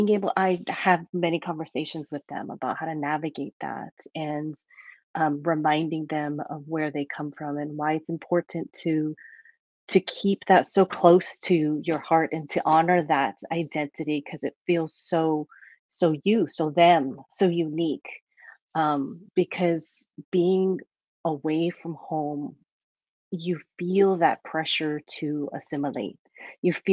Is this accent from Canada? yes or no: no; Hawaii, United States; moved away as an adult; also born or lived in Oahu; now in Portland area, United States; growing up in Hawaii, there's so much diversity